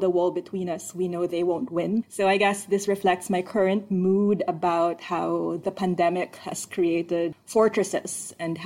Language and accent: English; Manila, Metro Manila, Philippines; now in Canberra, Australia; I was born and raised in Manila, and the Philippines is a basketball country